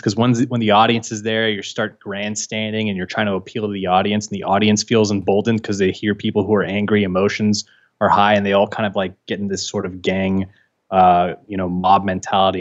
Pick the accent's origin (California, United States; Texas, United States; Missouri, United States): California, United States; San Francisco; I was born and raised in San Francisco.